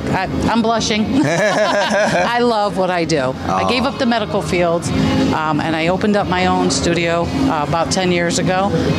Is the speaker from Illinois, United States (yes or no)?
no; Connecticut, United States; I'm from Connecticut, US of A, definitely.